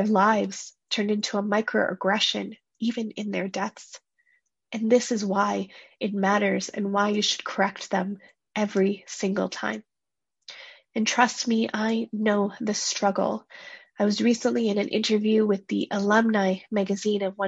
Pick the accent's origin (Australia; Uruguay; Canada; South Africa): Canada; first-generation Canadians like myself